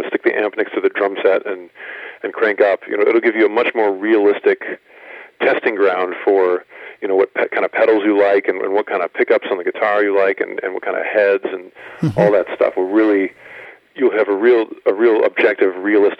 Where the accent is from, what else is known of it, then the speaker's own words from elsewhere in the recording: Pennsylvania, United States; Where I grew up in Pennsylvania, you didn't have garage bands, you had basement bands